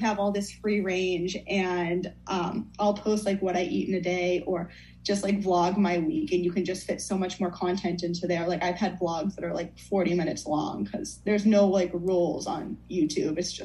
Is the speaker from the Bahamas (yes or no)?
no; United States; also born or lived in Fairfield, Connecticut; I'm from Northern Mass, Southern New Hampshire area